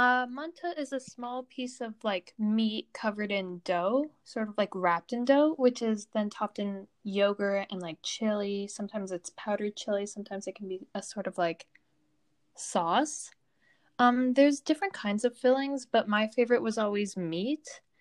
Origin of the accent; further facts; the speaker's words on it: Turkey; I'm from Turkey.